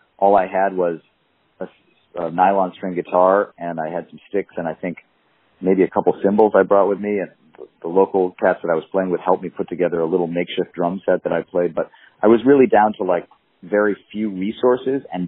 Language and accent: English; Madison, Wisconsin, United States; I grew up in Madison, I stayed there for college